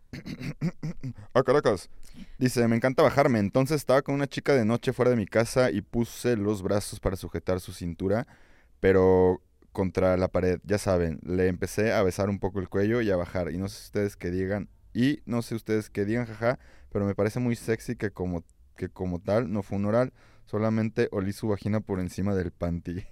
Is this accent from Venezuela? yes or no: no; Mexico; Así somos los mexicanos